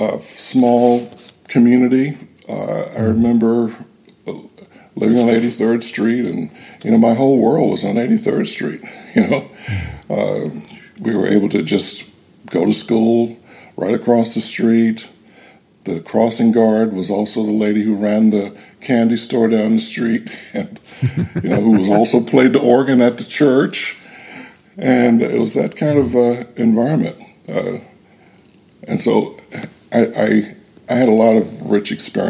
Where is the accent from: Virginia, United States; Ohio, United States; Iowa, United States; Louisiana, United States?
Ohio, United States; Cleveland; I grew up in Cleveland, Ohio, during the tumultuous 1960s